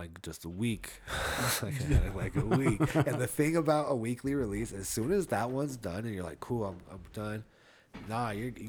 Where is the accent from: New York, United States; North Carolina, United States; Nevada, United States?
Nevada, United States; Reno; I'm from Reno. We got blacks, we got Latinos, hella Filipinos, but mostly just white people out in Reno